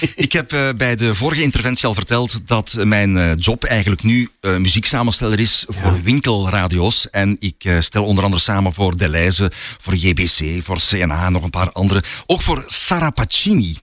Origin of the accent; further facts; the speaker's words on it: Flanders, Belgium; accent: Flemish; met de Vlaamse tongval